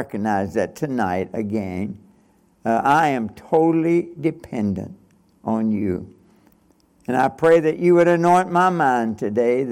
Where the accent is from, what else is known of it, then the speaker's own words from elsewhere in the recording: Nortonville, Kentucky, United States; when I was a boy growing up in Kentucky